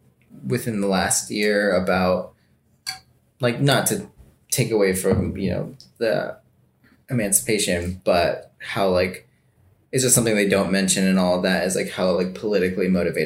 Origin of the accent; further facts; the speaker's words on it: United States; Of course, I'm an American.